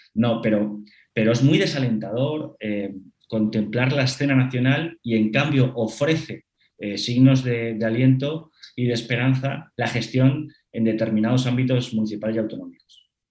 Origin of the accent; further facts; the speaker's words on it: Madrid, Community of Madrid, Spain; soy madrileño, de padres madrileños y de abuelas madrileños